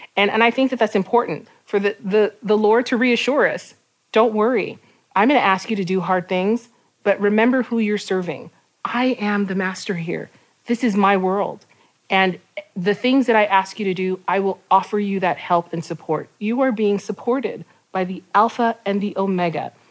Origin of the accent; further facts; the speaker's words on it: Puebla, Mexico; I am from Mexico, from the city of Puebla.